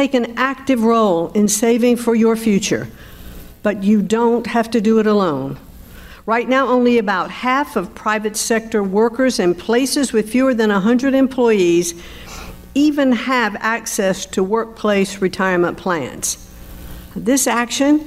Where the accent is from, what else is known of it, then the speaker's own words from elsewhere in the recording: North Carolina, United States; moved away; It is really great to be back in my home state of North Carolina